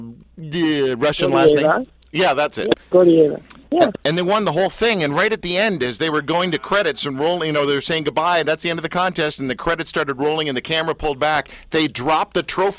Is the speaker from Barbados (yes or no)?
no; Canada; I'm Canadian